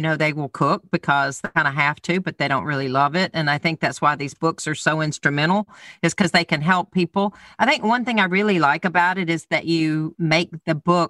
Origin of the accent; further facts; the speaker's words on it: the South, United States; I'm from the South